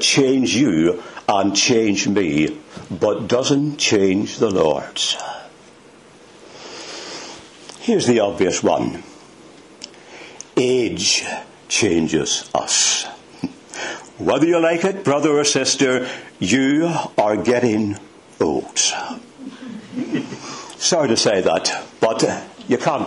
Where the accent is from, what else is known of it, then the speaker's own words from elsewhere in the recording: Belfast, Northern Ireland, United Kingdom; I'm not Scottish. I was brought up in the city of Belfast